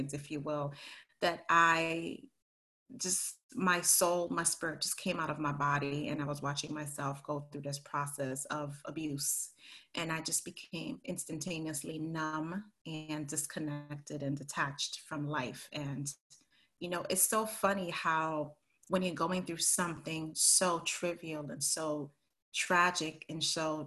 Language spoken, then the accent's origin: English; Belize; moved away; also born or lived in Harlem, New York City / Connecticut / New York; sent me to Belize when I was 2 weeks old to live with my grandparents.